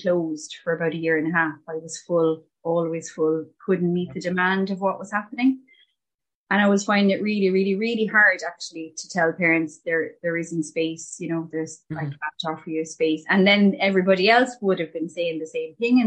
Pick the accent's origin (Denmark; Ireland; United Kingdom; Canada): Ireland; Shannon, Munster; moved away as an adult; now in Limerick-Cork border, Ireland; I'm from Shannon in Clare, and I lived there all my life, and we relocated as a family to the Limerick Cork border.